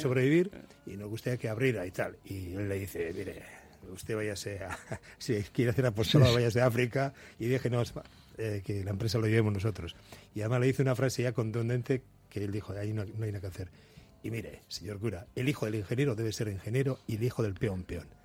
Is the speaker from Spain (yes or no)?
yes; Spain; yo soy, ya sabéis, de Nuri